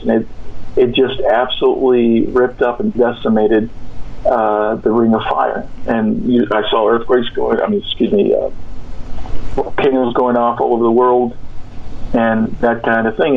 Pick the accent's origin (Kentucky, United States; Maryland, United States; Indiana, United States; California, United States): California, United States; moved away; I'm from California. It's, I don't live there now